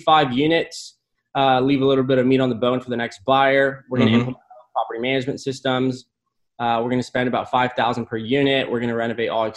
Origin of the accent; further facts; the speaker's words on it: McAllen, Texas, United States; also born or lived in San Antonio, Texas; I'm from McAllen. I grew up here 17 years and moved to UTSA to study construction